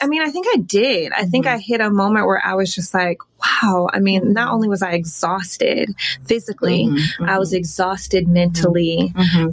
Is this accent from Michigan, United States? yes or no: yes; Detroit, Michigan, United States; moved away as an adult; also born or lived in Chicago / New York; now in Los Angeles, United States; I'm from Detroit, mm-hmm. Um, born and raised